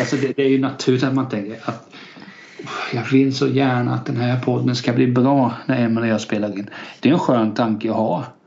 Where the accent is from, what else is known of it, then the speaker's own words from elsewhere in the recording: Kalmar County, Sweden; Jag är uppväxt i liksom en liten fjantig kyrkby.